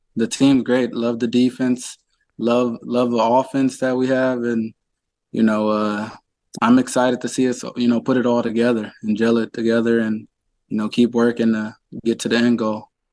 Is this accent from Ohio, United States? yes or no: yes; Cleveland, Ohio, United States; I'm from Cleveland, born and raised